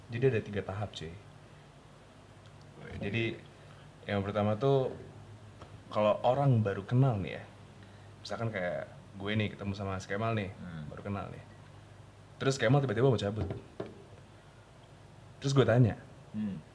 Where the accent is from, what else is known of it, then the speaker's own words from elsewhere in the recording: Bandung, West Java, Indonesia; accent: Sundanese; Karena kita emang asli Bandung. Asli Bandung, Yoi. Asli Bandung Barat